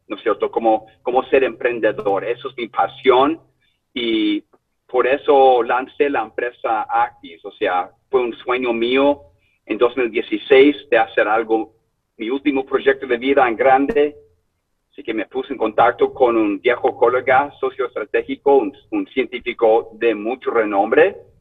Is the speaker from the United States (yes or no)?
yes; Sacramento, California, United States; Spanish is a second language; also born or lived in Chile; soy original de Sacramento